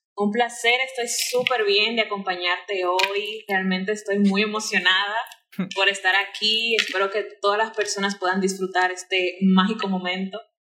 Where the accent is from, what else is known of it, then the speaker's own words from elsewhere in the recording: Santo Domingo, Distrito Nacional, Dominican Republic; Yo nací aquí en Santo Domingo, aquí capitaleña totalmente